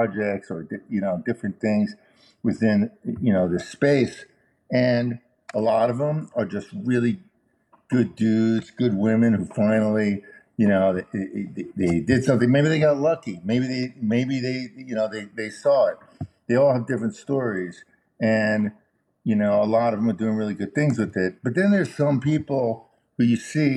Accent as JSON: {"language": "English", "town": "Chicago", "region": "Illinois", "country": "United States", "tie": "born or raised there", "said": "I was born in Chicago"}